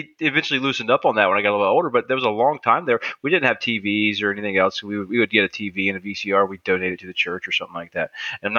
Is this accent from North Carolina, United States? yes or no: yes; Greensboro, North Carolina, United States; Greensboro, North Carolina.